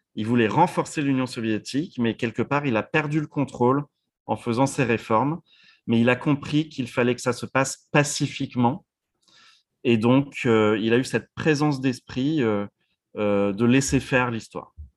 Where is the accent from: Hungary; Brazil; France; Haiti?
France; moved away as an adult; now in United States; en tant que Français ou maintenant vivant aux États-Unis depuis 16 ans